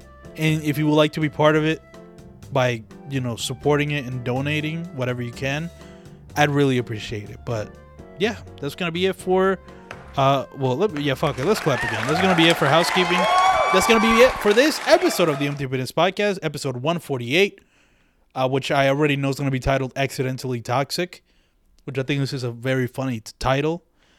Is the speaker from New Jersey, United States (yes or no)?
no; Philadelphia, Pennsylvania, United States; but fuck it, I'm from Philly, let me play some Philly shit for you